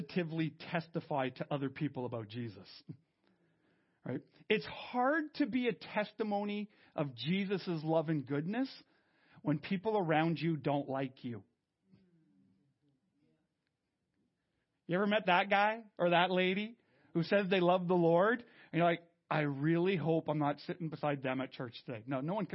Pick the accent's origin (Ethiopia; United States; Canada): Canada; I'm French Canadian